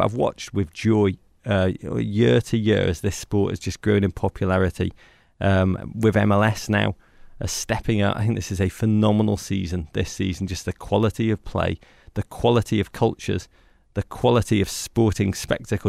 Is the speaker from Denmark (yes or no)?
no; England, United Kingdom; moved away; I'm from England